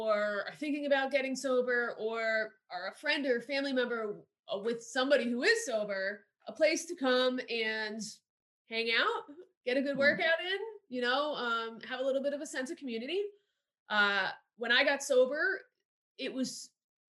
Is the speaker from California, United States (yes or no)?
no; New Jersey, United States; moved away as an adult; now in Florida, United States; I grew up right outside of New York City